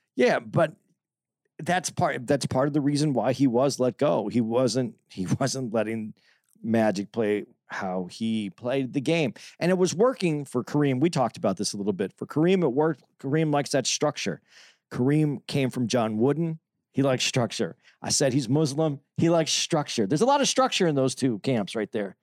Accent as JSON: {"language": "English", "town": "Phoenix", "region": "Arizona", "country": "United States", "said": "I'm from Phoenix"}